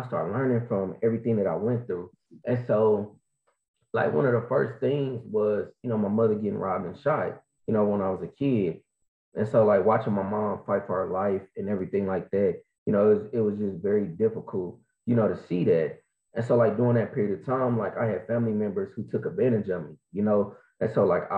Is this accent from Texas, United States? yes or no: no; Kansas City, Missouri, United States; I am from Kansas City, Missouri. Show me state.